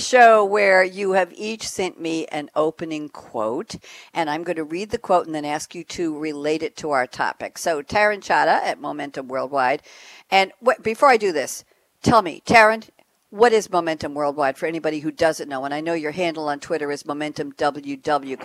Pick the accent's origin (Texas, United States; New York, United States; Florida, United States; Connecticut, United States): New York, United States; moved away as an adult; I'm from New York too, dear